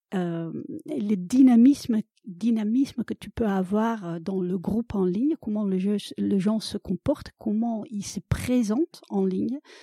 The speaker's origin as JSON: {"language": "French", "country": "Netherlands", "tie": "born or raised there", "second_language": "French", "moved": "as an adult", "lives_now": "France", "said": "je suis originaire des Pays-Bas"}